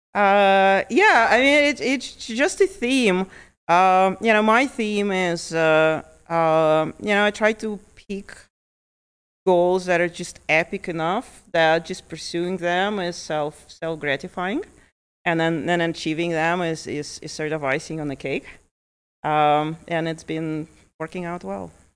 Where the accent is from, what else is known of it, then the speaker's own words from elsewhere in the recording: Lithuania; also born or lived in Ukraine; now in Montana, United States; I was born in Ukraine. I was about ten years old when my family moved to Lithuania, and so I grew up in Lithuania